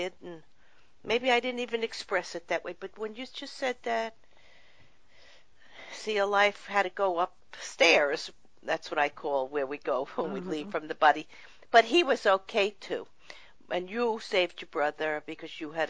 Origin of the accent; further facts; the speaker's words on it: New York, United States; I'm from New York, but I have a son living out in California, and I travel back and forth there